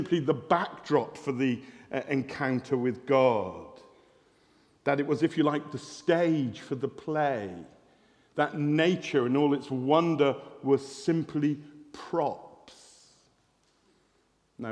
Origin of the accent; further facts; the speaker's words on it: West Country, South West England, United Kingdom; I'm from the West Country, we say farmer